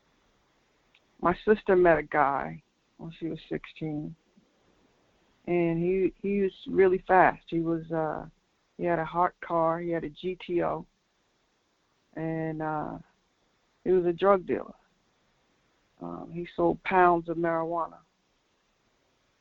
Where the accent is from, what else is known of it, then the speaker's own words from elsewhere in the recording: Linden, New Jersey, United States; I'm from New Jersey, Linden, New Jersey, which is a suburb.